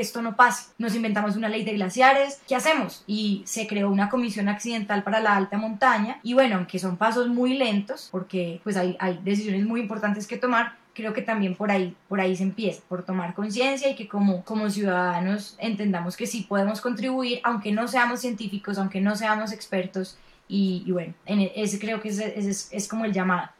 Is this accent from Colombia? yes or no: yes; Colombia; nosotros como colombianos